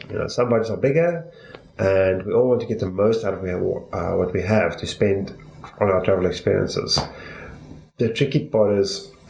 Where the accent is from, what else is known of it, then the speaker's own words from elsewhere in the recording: South Africa; we're from South Africa, so we have South African rands